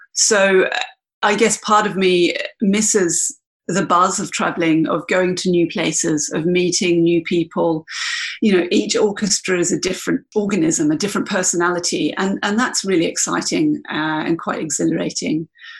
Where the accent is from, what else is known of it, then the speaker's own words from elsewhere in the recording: Canberra, Australian Capital Territory, Australia; also born or lived in Washington, D.C. / East Dale, Victoria; So I grew up initially in America. And then we came back to Australia. My father was, he was then working as a military attaché. So we came back to Canberra, and I guess Canberra is kind of my home, really, even though I wasn't born there.